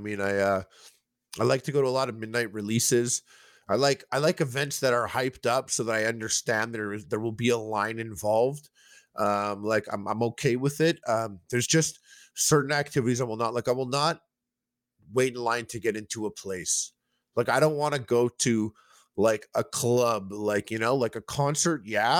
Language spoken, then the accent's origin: English; Quebec, Canada; just like this suburb, English-speaking suburb, like a little outside of Montreal.